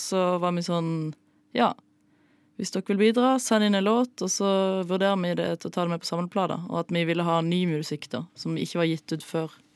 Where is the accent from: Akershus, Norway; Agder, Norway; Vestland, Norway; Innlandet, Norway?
Agder, Norway; Flekkefjord; Flekkefjord, der jeg er fra.